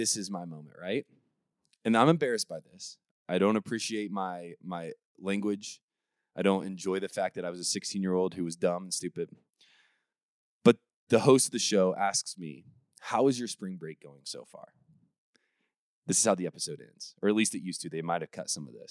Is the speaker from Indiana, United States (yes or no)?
yes; Warsaw, Indiana, United States; from Warsaw, Indiana